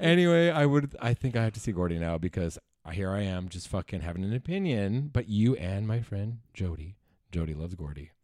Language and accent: English; New Westminster, British Columbia, Canada; I was born in Royal Columbian